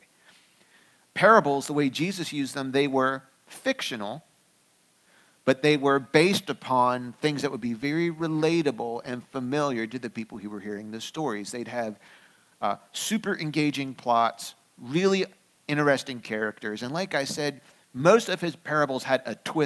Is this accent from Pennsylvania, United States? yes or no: yes; Pennsylvania, United States; I grew up here in the United States. I grew up mostly in Pennsylvania.